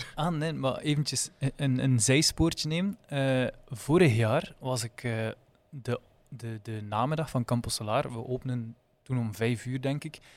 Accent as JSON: {"language": "Dutch", "region": "Flanders", "country": "Belgium", "said": "je als Vlaming"}